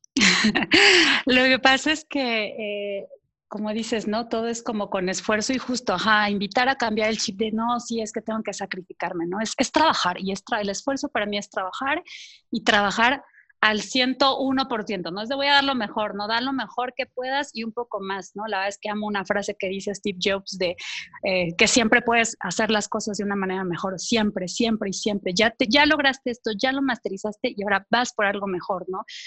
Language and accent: Spanish; Veracruz, Mexico; also born or lived in Paris / Mexico City; now in Cholula, Mexico; nací, en Veracruz, pero bueno, he estado brincando de un lado a otro